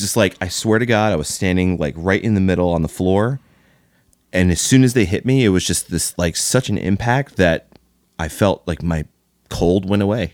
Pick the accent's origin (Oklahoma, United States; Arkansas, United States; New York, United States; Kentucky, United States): Kentucky, United States; Louisville; I grew up in Louisville, Kentucky